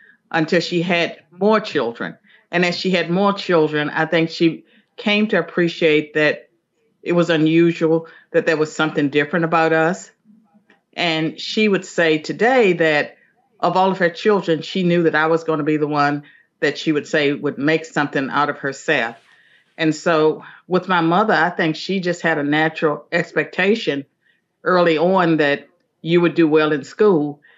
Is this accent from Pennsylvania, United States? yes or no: no; Southwestern Virginia, United States; I'm from Southwestern Virginia, a little hamlet called Chambliersburg, and it was not even a town